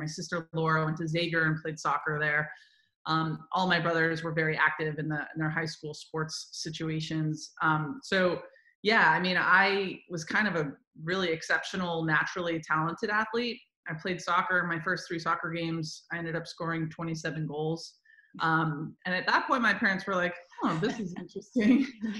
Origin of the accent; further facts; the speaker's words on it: upstate New York, United States; being from upstate New York